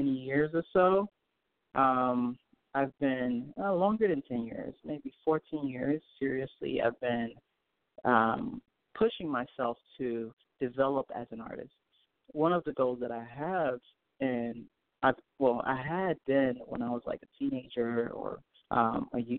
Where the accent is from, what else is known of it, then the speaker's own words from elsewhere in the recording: Port-au-Prince, Haiti; now in United States; Well, I'm from Haiti. I was born in Haiti. I was born in Port-au-Prince, Haiti. My family came to the United States back in like 98